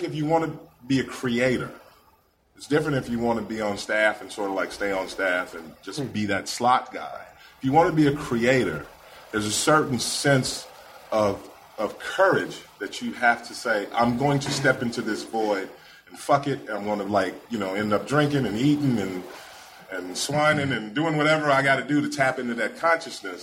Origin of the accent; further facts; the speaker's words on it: Indiana, United States; I'm from Indiana